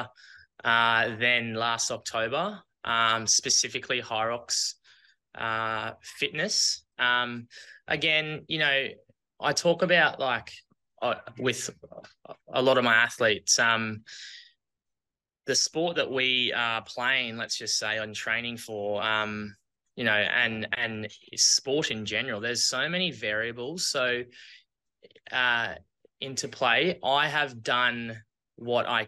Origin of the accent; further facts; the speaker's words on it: Australia; accent: Aussie; now that I've come back to Australia, I think I still have my Aussie accent.